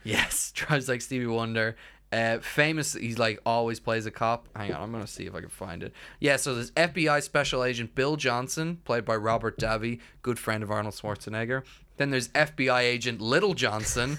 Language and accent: English; Ireland; we're, we're Irish